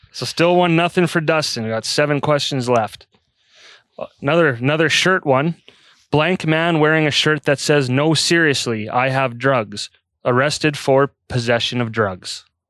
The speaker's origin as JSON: {"language": "English", "town": "Calgary", "region": "Alberta", "country": "Canada", "tie": "born or raised there", "moved": "as an adult", "lives_now": "Red Deer, Canada", "said": "I grew up in Calgary."}